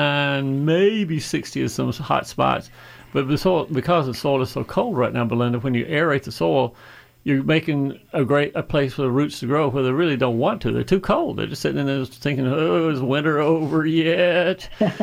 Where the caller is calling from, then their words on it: Stone Mountain, Georgia, United States; Stone Mountain.